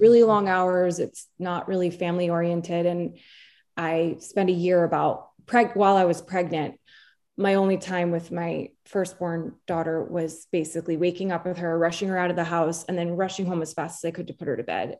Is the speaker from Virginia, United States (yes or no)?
no; New Jersey, United States; also born or lived in New York; And she and I grew up in New Jersey as well together